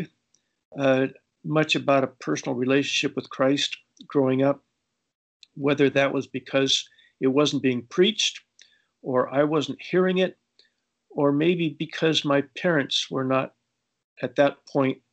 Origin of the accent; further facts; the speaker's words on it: Los Angeles, California, United States; also born or lived in Colombia; I grew up in Los Angeles